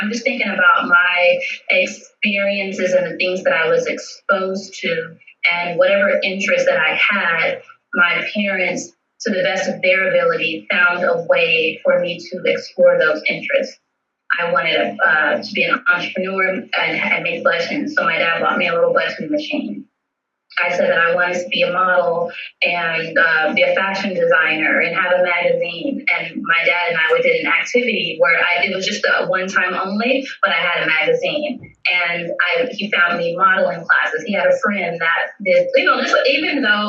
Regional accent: Las Vegas, Nevada, United States; I was born and raised in Las Vegas

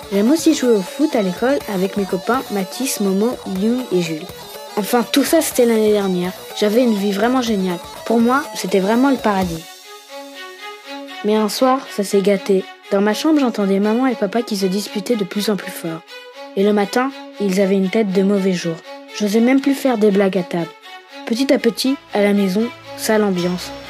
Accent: Lyon, Auvergne-Rhône-Alpes, France; born there; Je suis née en France, à Lyon, il y a 9 ans et j'habite tout près du Rhône.

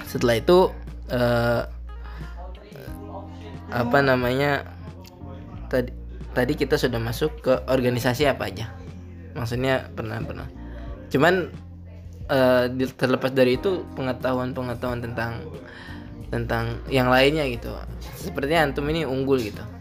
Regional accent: Jepara, Central Java, Indonesia; Jepara karena rumah saya juga

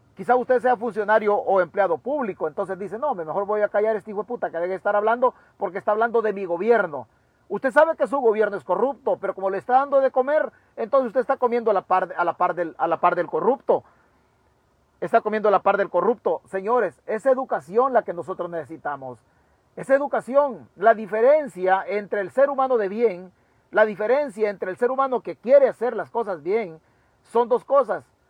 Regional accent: Chalatenango, El Salvador; yo soy de Chalatenango, en las mismas condiciones deplorables. Así me eduqué yo

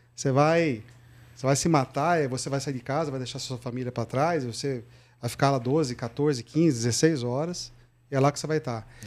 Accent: Santa Bárbara d'Oeste, São Paulo, Brazil; moved away as an adult; also born or lived in Piracicaba; now in São Paulo, Brazil; Eu nasci em Santa Bárbara do Oeste, interior aqui perto de Piracicaba. Fiz o meu colégio em escola pública, né? Minha, até a oitava série. Aí na então, oitava eu ganhei uma bolsa para ir fazer um colegial no, em Piracicaba.

